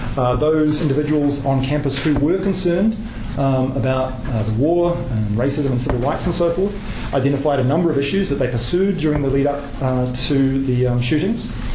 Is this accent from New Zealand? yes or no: yes; New Zealand; moved away as an adult; also born or lived in Kent, Ohio, United States; I'm from New Zealand. Um, I'd never been to the United States uh, prior to going there to do my PhD